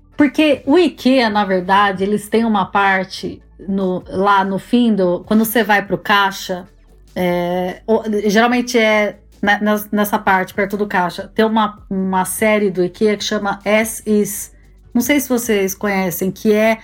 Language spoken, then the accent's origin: Portuguese; Campinas, São Paulo, Brazil; moved away as an adult; also born or lived in Germany; now in England; eu sou de Campinas, interior de São Paulo